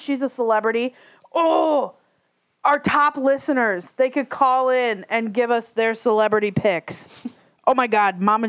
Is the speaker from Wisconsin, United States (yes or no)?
yes; Sheboygan, Wisconsin, United States; growing up in the Sheboygan area.